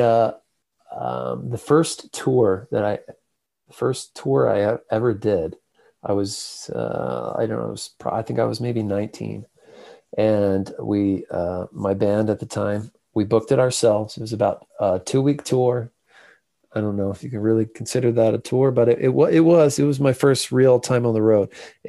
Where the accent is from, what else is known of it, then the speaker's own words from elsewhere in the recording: Midwest, United States; now in US South; as one Midwesterner to another, I appreciate you having me on the show. And, you know, I may live in the South now, but, you know, never forget where you're from. It's still all about the Midwest.